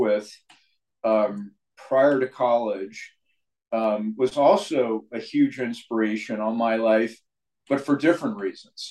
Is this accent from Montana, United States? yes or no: no; San Mateo, California, United States; I grew up in San Mateo, California.